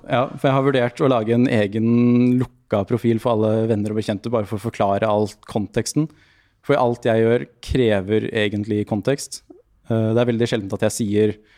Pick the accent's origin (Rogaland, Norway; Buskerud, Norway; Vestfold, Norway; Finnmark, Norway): Buskerud, Norway; Lier; moved away; also born or lived in Drammen / Oslo; Jeg vokste opp i Lier med mye fin skog og natur